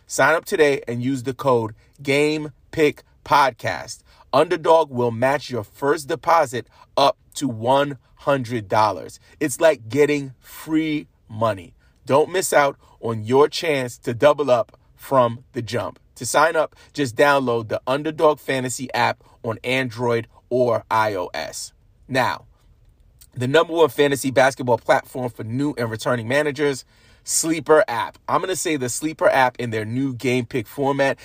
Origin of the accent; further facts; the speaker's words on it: New York, United States; being a New Yorker